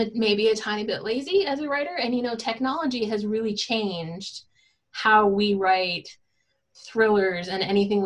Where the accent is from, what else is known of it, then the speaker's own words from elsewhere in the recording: Northern Ontario, Canada; moved away as an adult; also born or lived in Michigan; now in North Carolina, United States; I grew up in Northern Ontario, and I moved to Southern Ontario for my undergrad.